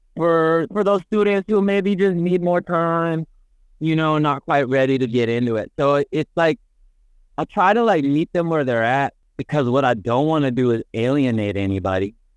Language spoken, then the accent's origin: English; the Bay Area, California, United States; growing up in the Bay, growing up in a city, we don't know farmers.